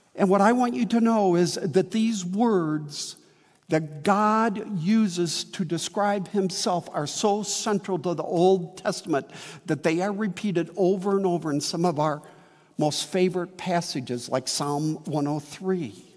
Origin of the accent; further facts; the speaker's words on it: Midwest, United States; also born or lived in Wheaton, Illinois; now in St. Charles, United States; I've seen flowering crabs all my life in the Midwest